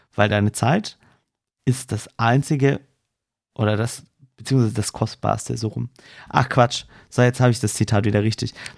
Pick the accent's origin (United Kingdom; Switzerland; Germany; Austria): Germany; Swabia, Baden-Württemberg; ich als Schwabe